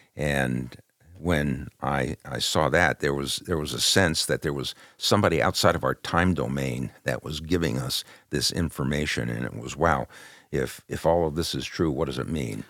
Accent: Southern California, United States; also born or lived in Brooklyn, New York; we came into, uh, California when I was still a young kid in elementary school

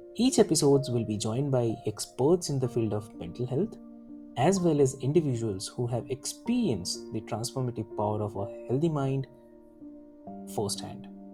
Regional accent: Delhi, India; I'm from Delhi

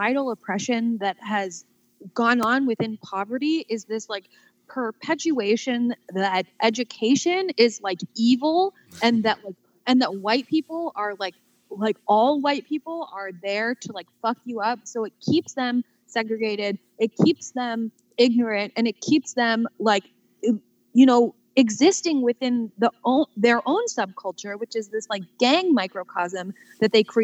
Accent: Newport Beach, California, United States; now in Chicago, United States; I grew up in Southern California. Do you know where Balboa Island is? It's like right outside of Newport

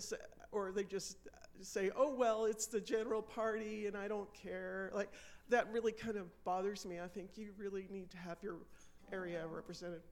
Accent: United States; now in Canada; I grew up in the States

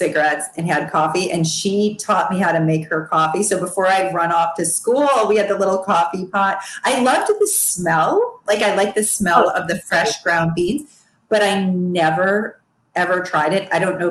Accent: Midwest, United States; Although I grew up in the Midwest and pretty much every dinner my mother ever made was a sloppy Joe, ribs, steak, pork chops, shish kebab.

